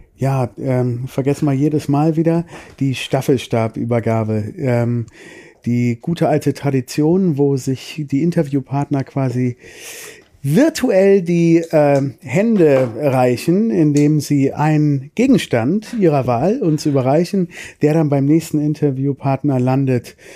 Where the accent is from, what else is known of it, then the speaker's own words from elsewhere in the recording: Düsseldorf, North Rhine-Westphalia, Germany; now in Cologne, Germany; ursprünglich sind wir aus Düsseldorf oder ich bin aus Düsseldorf